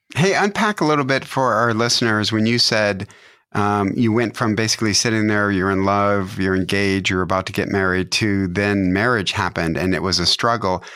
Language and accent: English; Detroit, Michigan, United States; my hometown, Detroit, Michigan.